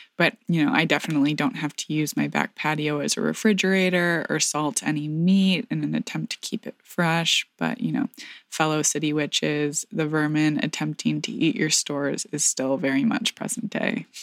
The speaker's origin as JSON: {"language": "English", "region": "rural southwest Michigan", "country": "United States", "tie": "born or raised there", "said": "my hometown in rural southwest Michigan"}